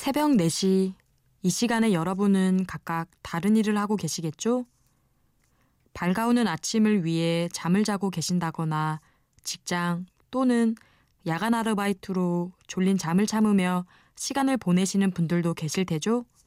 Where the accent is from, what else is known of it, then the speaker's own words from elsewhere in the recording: Jeju, South Korea; moved away as an adult; now in Seoul, South Korea; 저는 제주에서 지금 이곳, 서울에 올라온 지도 2개월이 채 안 된 제주 토박이랍니다.